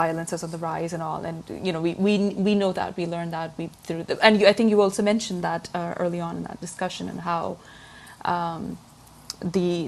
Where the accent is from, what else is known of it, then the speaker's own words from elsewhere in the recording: Pakistan; I am from Pakistan